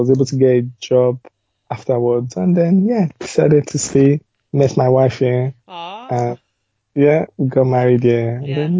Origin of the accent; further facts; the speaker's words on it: Lagos, Nigeria; moved away as an adult; also born or lived in London, United Kingdom; now in United Kingdom; So I grew up in Iju, Agege side.